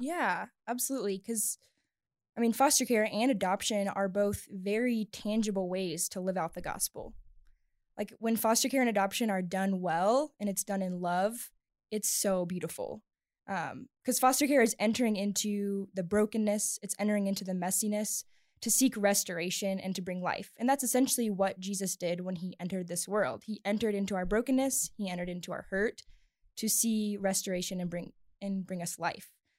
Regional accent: the South, United States; moved away as an adult; now in Littleton, United States; I grew up in the South

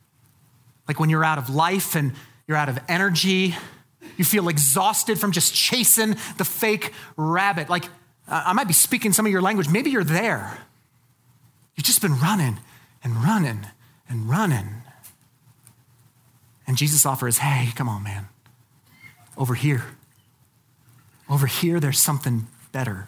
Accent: Colorado Springs, Colorado, United States; I was raised in Colorado Springs

